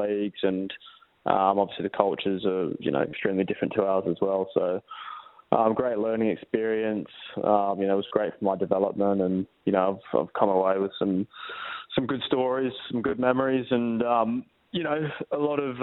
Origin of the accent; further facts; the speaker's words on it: Perth, Western Australia, Australia; moved away; now I'm back in glory playing for my hometown club